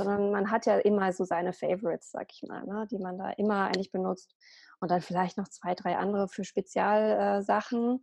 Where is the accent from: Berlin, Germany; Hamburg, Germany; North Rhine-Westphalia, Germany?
Berlin, Germany; ich bin äh, Ordnungscoach aus Berlin. Ich lebe dort